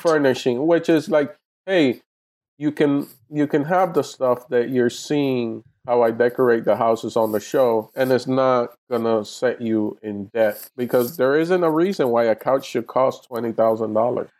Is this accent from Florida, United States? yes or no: yes; Miami, Florida, United States; moved away as an adult; now in Los Angeles, United States; my hometown in Miami, Florida